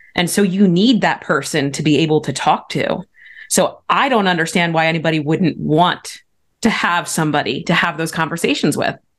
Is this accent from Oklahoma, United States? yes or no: no; Pennsylvania, United States; I was raised in Pennsylvania